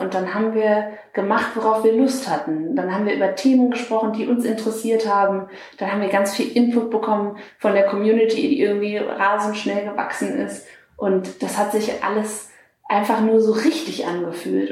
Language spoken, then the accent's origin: German; Lüneburg Heath, Lower Saxony, Germany; moved away as an adult; also born or lived in Hamburg; now in Berlin, Germany; ich komme aus der Lüneburger Heide